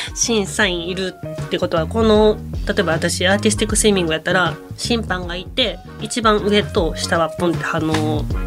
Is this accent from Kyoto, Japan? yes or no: yes; Kyoto, Japan; 私も京都出身だから